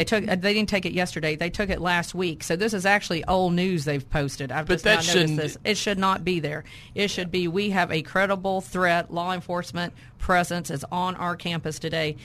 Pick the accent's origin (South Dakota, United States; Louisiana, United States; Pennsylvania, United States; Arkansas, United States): Arkansas, United States; Pine Bluff; I'm from Pine Bluff originally. That's my hometown